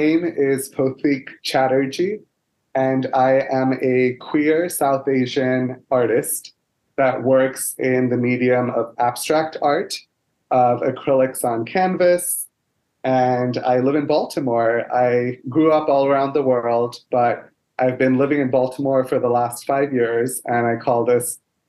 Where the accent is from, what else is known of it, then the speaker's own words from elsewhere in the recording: Dubai, United Arab Emirates; also born or lived in Kolkata, India; I was born in India in a city called Kolkata, which is where my family comes from in the northeastern part of India. However, I never lived in India. So my dad was already working in Dubai as a computer programmer, and he married my mom and they raised me in Dubai for the first 7 years